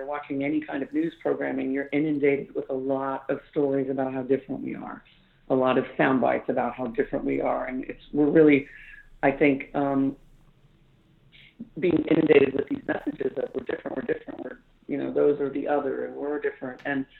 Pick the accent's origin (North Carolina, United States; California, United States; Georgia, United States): California, United States; Antioch; I grew up in Northern California, Antioch, California, little tiny blue-collar factory town.